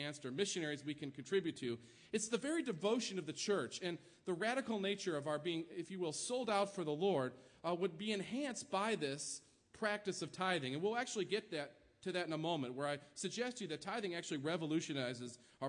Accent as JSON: {"language": "English", "region": "New York", "country": "United States", "tie": "born or raised there", "moved": "yes", "lives_now": "Kansas, United States", "said": "my home state, New York"}